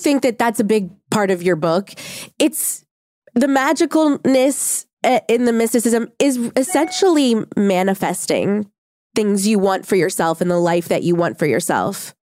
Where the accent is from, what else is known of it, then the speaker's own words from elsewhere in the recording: New Orleans, Louisiana, United States; I grew up in New Orleans